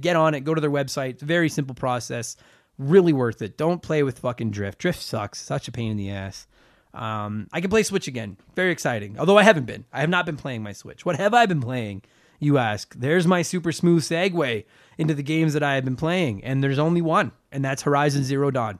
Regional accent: Canada; I'm from Canada.

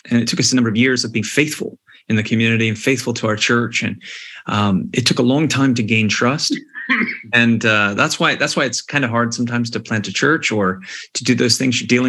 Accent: United States; moved away as an adult; also born or lived in Malta; now in Scotland, United Kingdom; when you're coming to Scotland as an American

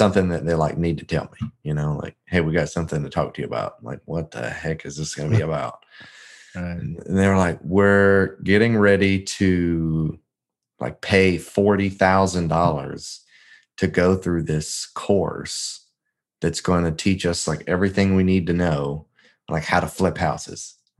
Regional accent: Memphis, Tennessee, United States; I am actually not from Indiana. I'm technically from Memphis. That's what I tell most folks. But my dad was in the military. We kind of lived a little bit everywhere. But Memphis is where we lived the longest.

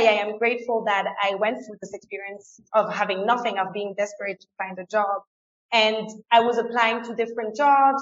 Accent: France; first language French and German; English is a second language; moved away as an adult; also born or lived in England; now in Ecuador; I was born and raised in France, but I went to a German school. So I grew up with both languages

